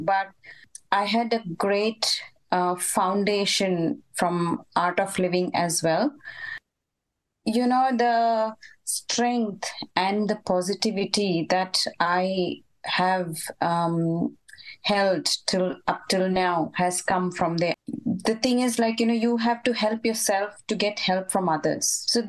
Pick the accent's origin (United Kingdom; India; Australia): India; When we came from India, I had joined family over here.